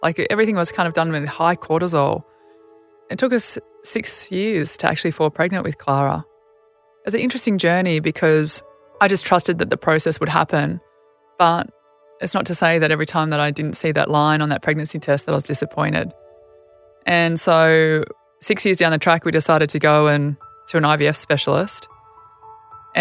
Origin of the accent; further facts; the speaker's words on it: Albury, New South Wales, Australia; moved away; I grew up in Albury as a country kid